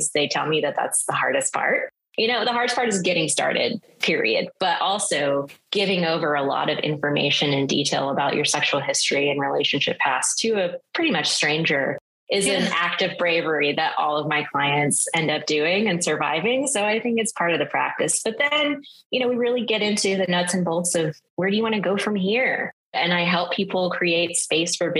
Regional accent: the South, United States; moved away; as someone growing up in the South

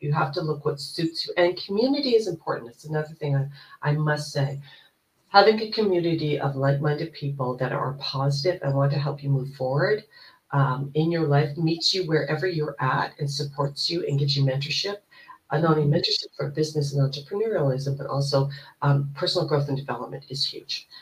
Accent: Canada; also born or lived in Toronto, Ontario; I am Canadian. I live in Toronto, Ontario.

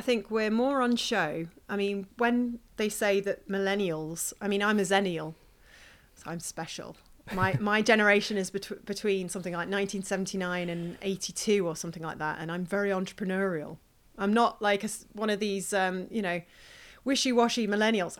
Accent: Stoke-on-Trent, West Midlands, United Kingdom; moved away; also born or lived in Manchester; my hometown, which is in Stoke-on-Trent

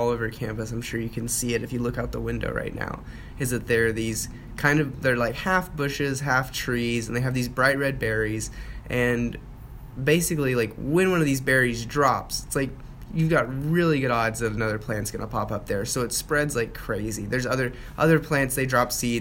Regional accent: Texas, United States; being a Texan is in my own identity

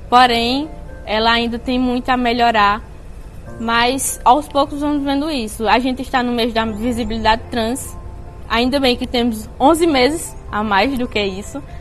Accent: Santa Cruz do Capibaribe, Pernambuco, Brazil; tenho 19 anos, sou de Santa Cruz do Capibaribe.

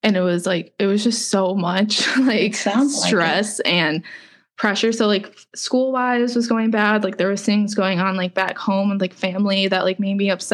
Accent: Cleveland, Ohio, United States; moved away as an adult; also born or lived in Tampa; I grew up in Cleveland and then I moved to Tampa for school

